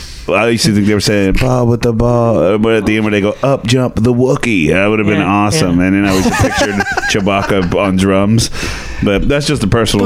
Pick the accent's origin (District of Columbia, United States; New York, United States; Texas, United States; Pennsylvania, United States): Texas, United States; Dallas; moved away as an adult; now in Austin, United States; my hometown of Dallas